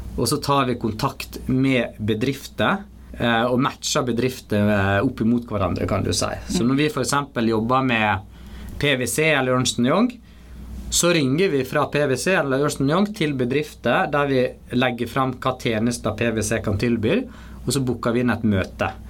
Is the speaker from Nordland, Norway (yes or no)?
no; Stryn, Vestland, Norway; also born or lived in Mumbai, India; jeg bodde egentlig ikke så veldig langt ifra der jeg vokste opp